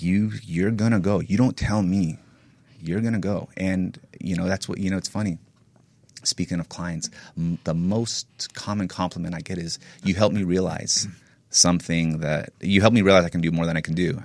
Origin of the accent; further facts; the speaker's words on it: Northern California, United States; I grew up in NorCal